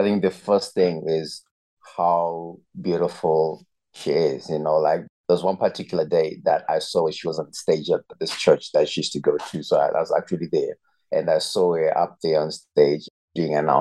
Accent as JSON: {"language": "English", "country": "Zimbabwe", "tie": "born or raised there", "moved": "as an adult", "lives_now": "Eswatini", "said": "I was actually born and raised in Zimbabwe, and I've lived there for 18 years of my life"}